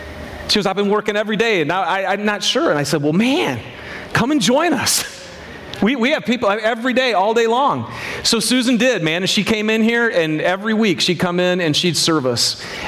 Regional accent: Michigan, United States; I'm from Michigan.

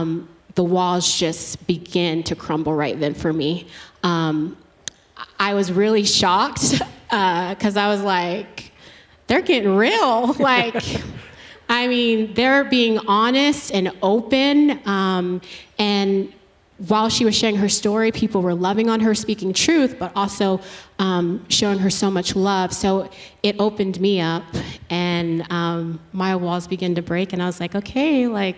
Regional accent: Georgia, United States; Originally Georgia.

